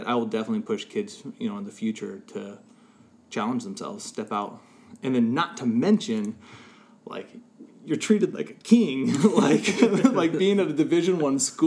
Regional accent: Burlington, Washington, United States; also born or lived in Seattle, Washington; small town kid, born and raised in Burlington, Washington

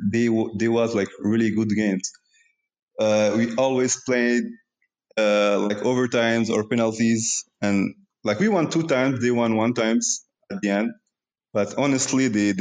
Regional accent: Morocco; now in Canada; I was born in Morocco

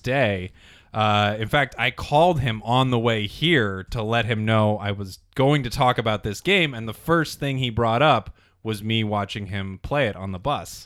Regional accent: Las Vegas, Nevada, United States; I grew up in Las Vegas

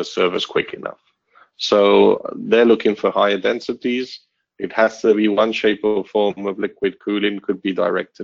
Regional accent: Barcelona, Catalonia, Spain; also born or lived in United Kingdom; But Barcelona is my hometown. It feels like home for me. Although I grew up in the UK, at the age of 10

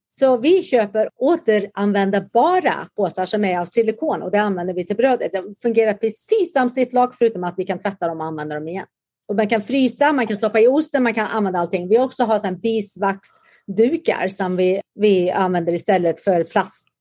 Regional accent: Karlstad, Värmland, Sweden; moved away as an adult; also born or lived in Huskvarna, Småland; now in San Diego, United States; Jag är faktiskt född i Huskvarna i Småland och växte upp där och flyttade sedan till Karlstad. Så jag gick i skolan i Karlstad naturligtvis

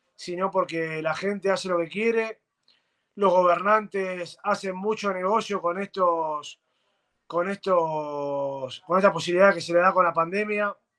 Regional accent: Argentina

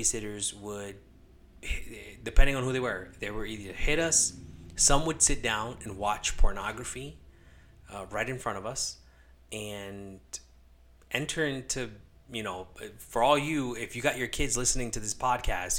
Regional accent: Los Angeles, California, United States; moved away; also born or lived in Connecticut; So, I was born in California. I'm an LA kid

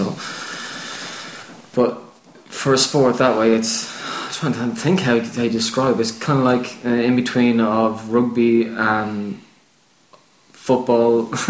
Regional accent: Kildare, Leinster, Ireland; moved away as an adult; also born or lived in Dublin; now in England; I was born in Dublin, but I lived all my life in Kildare, which is just a small little county just outside Dublin. Right on the border of Dublin, basically.

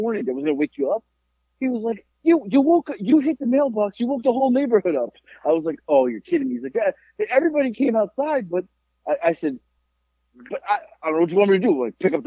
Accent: Florida, United States; growing up in Florida

